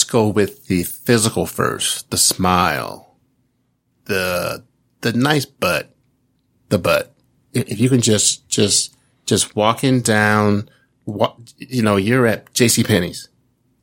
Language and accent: English; Kansas City, United States; I'm from Kansas City